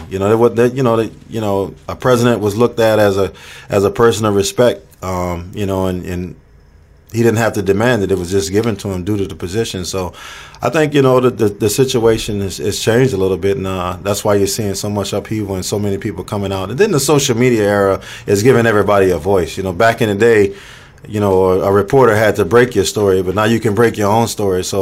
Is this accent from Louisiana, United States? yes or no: yes; New Orleans, Louisiana, United States; You know, I was born and raised in New Orleans, Louisiana.